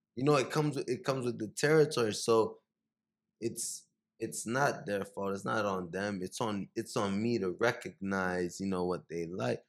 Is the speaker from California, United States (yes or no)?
no; Miami, Florida, United States; moved away as an adult; also born or lived in Haiti / New York; now in Los Angeles, United States; I grew up in Miami, in the Miami area.